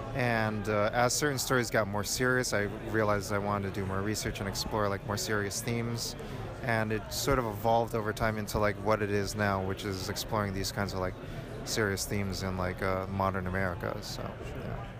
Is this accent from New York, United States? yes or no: yes; New York, United States; I'm from New York and it's like really loud and noisy